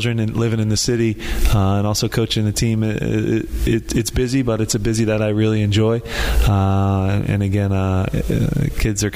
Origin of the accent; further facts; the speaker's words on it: Philadelphia, Pennsylvania, United States; to do it in my hometown